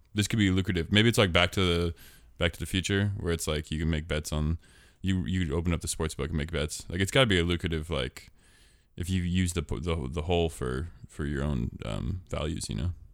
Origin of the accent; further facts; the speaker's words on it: Portland, Oregon, United States; I was born in Portland. That's my hometown